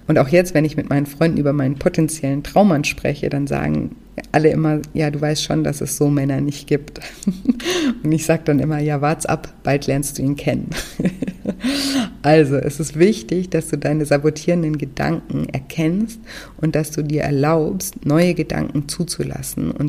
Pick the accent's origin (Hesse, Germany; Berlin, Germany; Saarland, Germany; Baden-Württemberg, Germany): Baden-Württemberg, Germany; Konstanz; Ich bin zum Beispiel auch vor einigen Jahren wieder nach Konstanz gezogen, meine Heimatstadt, und wollte dort eine Wohnung kaufen.